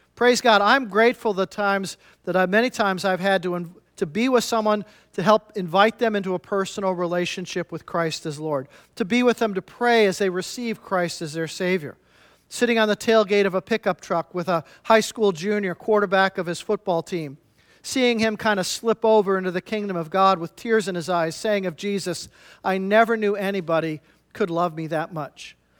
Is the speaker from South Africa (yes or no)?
no; Midwest, United States; I'm from the Midwest myself